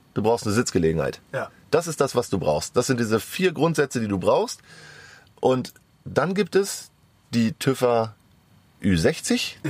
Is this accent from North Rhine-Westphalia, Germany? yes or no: yes; Sauerland, North Rhine-Westphalia, Germany; now in Hamburg, Germany; ich komme aus dem Wintergebiet, bin ich groß geworden. Ich komme aus dem Sauerland eigentlich